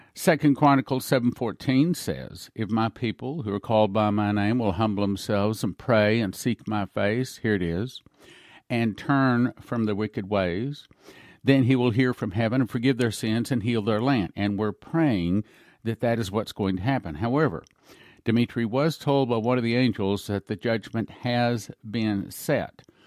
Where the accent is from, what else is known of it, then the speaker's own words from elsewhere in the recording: Odessa, Texas, United States; I was raised in Odessa, Texas